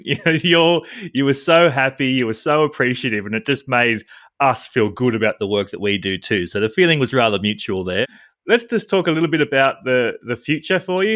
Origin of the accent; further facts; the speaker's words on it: Australia; being an Australian male